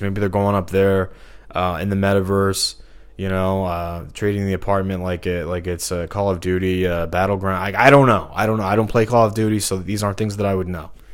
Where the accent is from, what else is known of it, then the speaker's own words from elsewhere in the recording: Missouri, United States; moved away as an adult; I'm from Missouri. You know, I haven't lived here since twenty fifteen. But, um, it's just like for the first, what, twenty-three years of my life I was here.